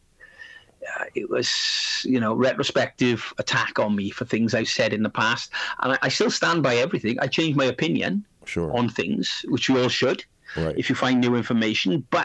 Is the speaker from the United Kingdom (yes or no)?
yes; South Wales Valleys, United Kingdom; also born or lived in Barcelona region, Spain; now in Spain; I'm from Wales, South Wales, the valleys, the industrial region of South Wales